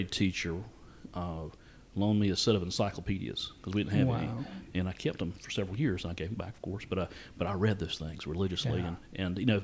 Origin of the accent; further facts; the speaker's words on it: Hamlet, North Carolina, United States; also born or lived in Ghio, North Carolina; my hometown was Hamlet